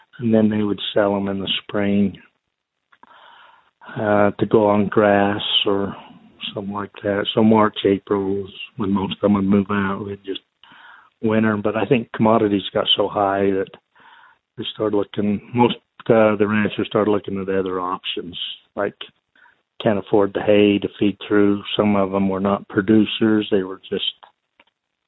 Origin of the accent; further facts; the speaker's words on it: United States; growing up in Sevier County